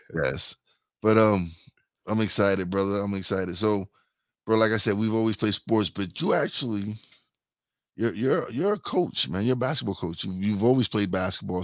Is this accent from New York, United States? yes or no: yes; New York City, New York, United States; we're from East New York, Brooklyn